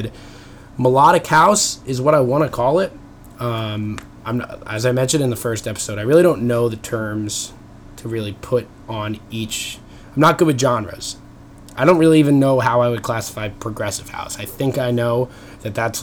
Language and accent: English; Long Island, New York, United States; moved away; I'm coming from you from my childhood bedroom. So I'm back home in New York. I'm from Long Island originally